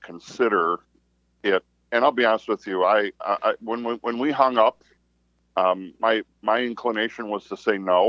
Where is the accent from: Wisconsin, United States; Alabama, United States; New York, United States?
Wisconsin, United States; Tomah; I grew up in Toma